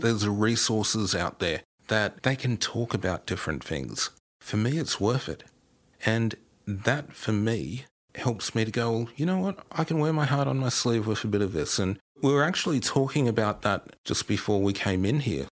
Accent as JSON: {"language": "English", "region": "New England region of New South Wales", "country": "Australia", "tie": "born or raised there", "said": "I'm originally from the New England region of New South Wales. So, Sydney, when I was growing up, was a good seven or eight hours drive away for me."}